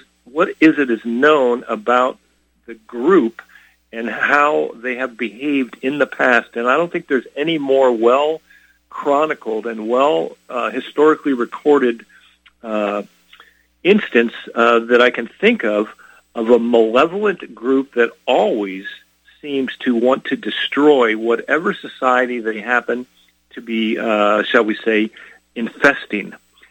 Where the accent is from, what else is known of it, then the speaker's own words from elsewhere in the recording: California, United States; Lord, I can't believe you're confusing me with somebody else. I'm from California.